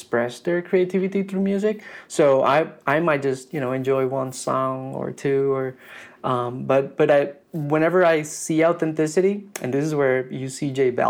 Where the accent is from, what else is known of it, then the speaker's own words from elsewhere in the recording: Ponce, Puerto Rico; moved away as an adult; also born or lived in San Juan, Puerto Rico / Colorado / Texas; now in Atlanta, United States; I was born in Puerto Rico, as I mentioned. I come from a very small town in the south part of the island.